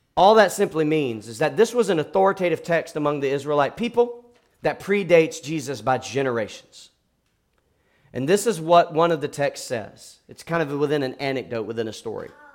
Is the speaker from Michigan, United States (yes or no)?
no; South Georgia, United States; I'm from South Georgia